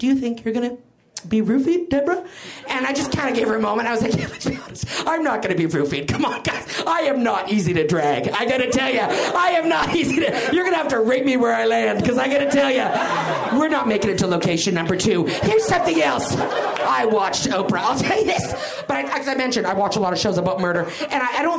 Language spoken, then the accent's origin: English; Canada; now in United States; I'm Canadian